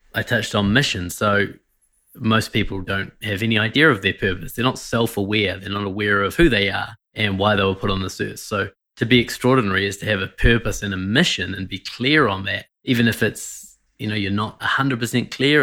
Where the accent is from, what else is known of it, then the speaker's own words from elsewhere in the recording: New Zealand; I Grew up in New Zealand, as you can tell by my weird accent